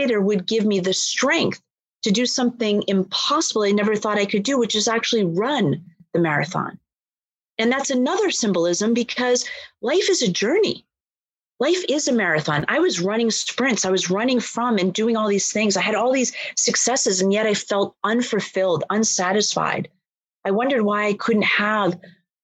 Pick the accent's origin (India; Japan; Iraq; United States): United States; Boston, Massachusetts; I'm born and raised in Boston